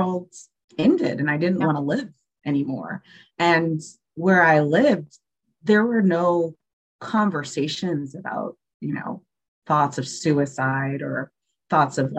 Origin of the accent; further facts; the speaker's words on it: Georgia, United States; also born or lived in New York; I moved from New York to Georgia